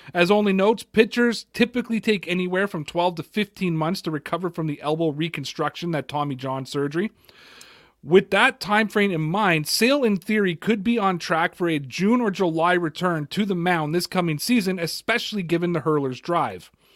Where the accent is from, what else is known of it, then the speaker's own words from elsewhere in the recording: Toronto, Ontario, Canada; I'm from Toronto, Canada